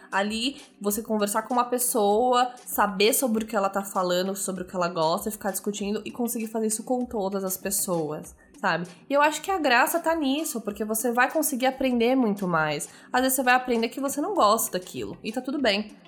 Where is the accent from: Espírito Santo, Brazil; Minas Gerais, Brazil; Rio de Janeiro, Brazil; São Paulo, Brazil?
São Paulo, Brazil; na minha adolescência, eu tive o privilégio da minha mãe conseguir uma vaga para mim numa escola estadual no bairro do Tatuapé, na zona leste de São Paulo